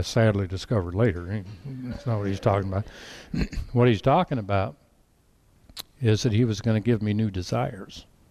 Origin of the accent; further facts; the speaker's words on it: Colorado, United States; I grew up in Colorado